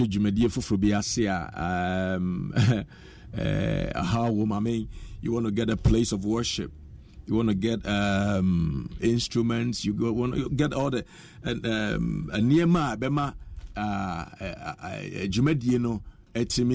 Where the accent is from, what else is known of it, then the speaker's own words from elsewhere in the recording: Kumasi, Ashanti, Ghana; moved away as an adult; I was born and bred in Kumasi